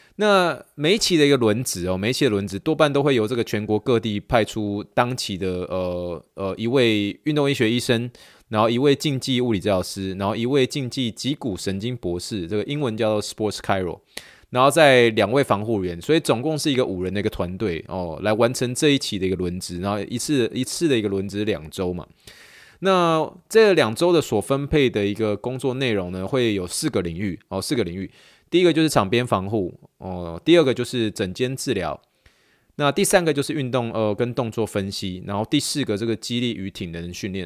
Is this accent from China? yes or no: no; Taiwan; moved away; 我是从台湾来的